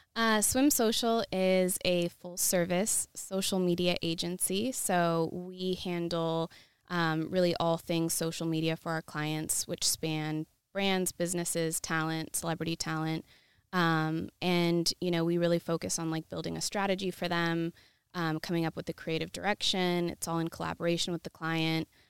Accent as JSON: {"language": "English", "town": "Yakima", "region": "Washington", "country": "United States", "also_born_or_lived": "Seattle, Washington", "moved": "as an adult", "lives_now": "Los Angeles, United States", "said": "I'm originally from Washington State, a small town called Yakima"}